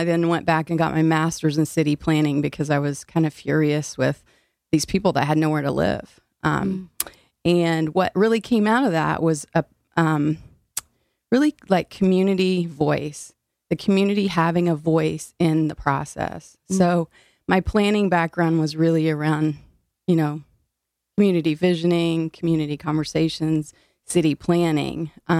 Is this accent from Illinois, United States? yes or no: yes; Illinois, United States; now in New Haven, United States; I am originally from Illinois.